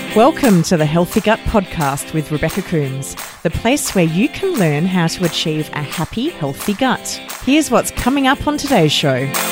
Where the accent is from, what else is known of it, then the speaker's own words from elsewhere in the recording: Australia; as an Aussie who's normally, uh, sitting in Australia